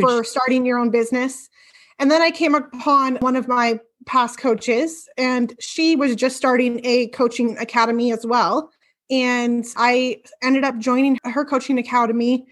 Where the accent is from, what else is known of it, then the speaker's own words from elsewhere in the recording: Bonney Lake, Washington, United States; I am from Bonnie Lake, Washington. It's a town south